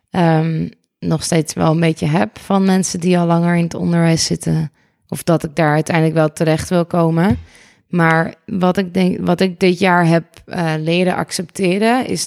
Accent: Amsterdam, North Holland, Netherlands; Ik ben eh … Ik ben 32 jaar uit Amsterdam.

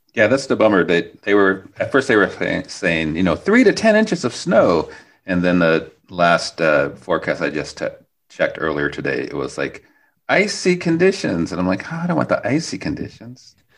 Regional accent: Midwest, United States; now in Portland, United States; I grew up in the Midwest, so I grew up with snow and ice

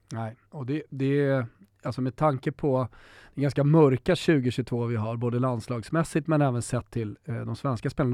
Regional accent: Sweden

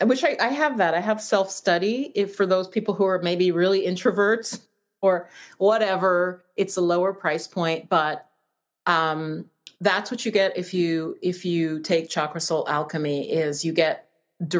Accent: New York, United States; I'm from New York.

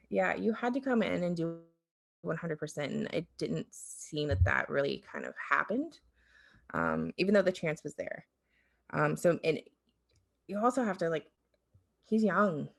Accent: Ohio, United States; back home to Ohio

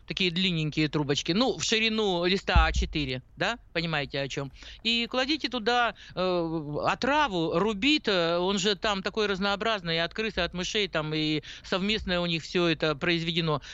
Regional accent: Urals, Russia; moved away; я наивная, девочка с Урала

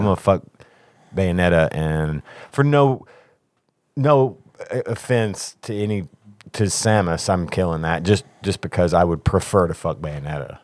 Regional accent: Kentucky, United States; we're from Kentucky

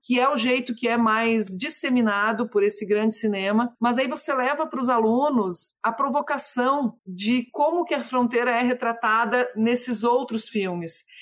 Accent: the Brazil–Uruguay border, Rio Grande do Sul, Brazil; lá na minha terra, que é O Banheiro do Papa, na fronteira entre Brasil e Uruguai

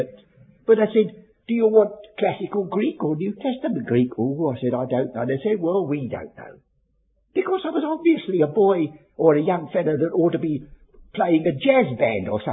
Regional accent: London, United Kingdom; I was born and brought up in Bermondsey.

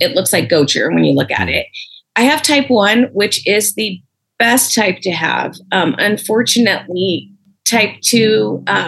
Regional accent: San Diego, California, United States; I have been in San Diego my whole life

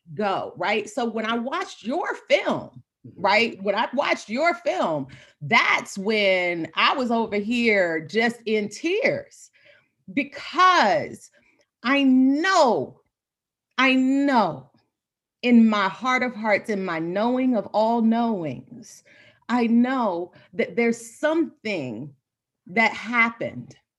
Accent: Jacksonville, Florida, United States; born and bred, born and raised in Florida.

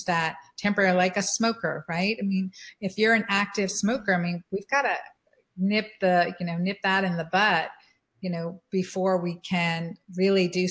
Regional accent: United States; as American women being educated

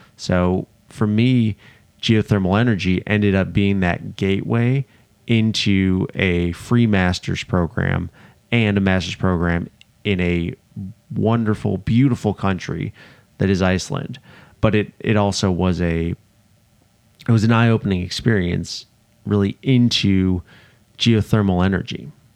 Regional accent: outside of Chicago, Illinois, United States; I grew up outside of Chicago, Illinois

